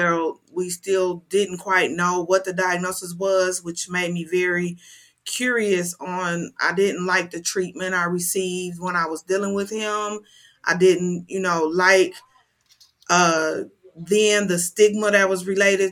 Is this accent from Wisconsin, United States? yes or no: yes; Milwaukee, Wisconsin, United States; I'm from Milwaukee, born and raised